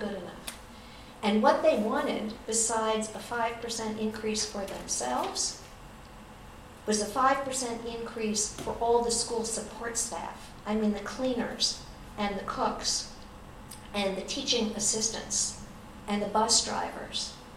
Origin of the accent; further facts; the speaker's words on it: Ithaca, New York, United States; also born or lived in Vermont; in my hometown, Cornell University